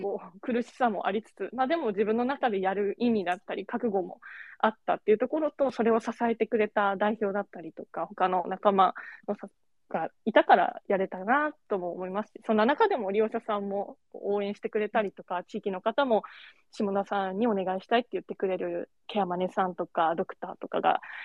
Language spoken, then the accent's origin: Japanese; Kagoshima, Japan; now in Fukuoka, Japan; 私は鹿児島出身なんですけど